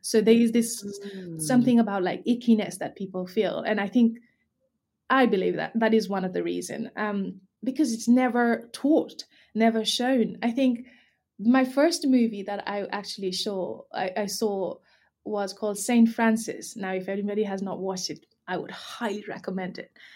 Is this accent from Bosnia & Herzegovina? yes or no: no; Nepal; now in United Kingdom; I grew up in Nepal, so lots of taboo and stigma around periods